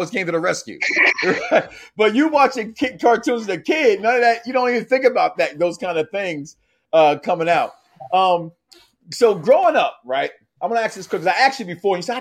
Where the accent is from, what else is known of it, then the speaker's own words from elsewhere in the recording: Chicago, Illinois, United States; also born or lived in Philadelphia; I'm from Chicago by way of Philadelphia